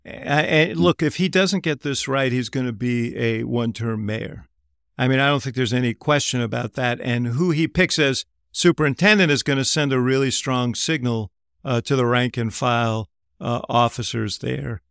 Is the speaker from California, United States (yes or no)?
no; Chicago, Illinois, United States; I'm a Chicagoan